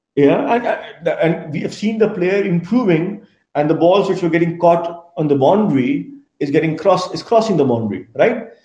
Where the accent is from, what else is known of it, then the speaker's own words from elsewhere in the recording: Kolkata, West Bengal, India; I come from India. Yeah. Uh, grew up in a eastern part of the country in Kolkata.